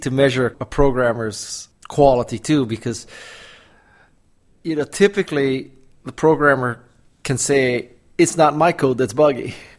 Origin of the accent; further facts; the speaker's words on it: Honolulu, Hawaii, United States; moved away as an adult; also born or lived in Stanford, California / Los Angeles, California; I'm from Honolulu, Hawaii, and I left Hawaii to go to undergraduate school at Stanford.